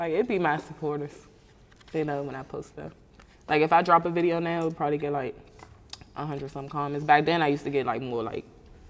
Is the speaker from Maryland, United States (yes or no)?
yes; PG County, Maryland, United States; moved away as an adult; now in Atlanta, United States; I'm from Maryland, PG County.